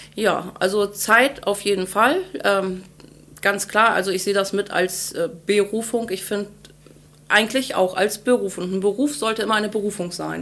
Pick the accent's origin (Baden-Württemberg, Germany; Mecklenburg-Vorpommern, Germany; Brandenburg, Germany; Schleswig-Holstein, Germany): Schleswig-Holstein, Germany; Ahrensburg; also born or lived in Henstedt-Ulzburg / Hamburg; Ursprünglich aus Ahrensburg, geboren in Henstedt-Ulzburg am 25.04.1988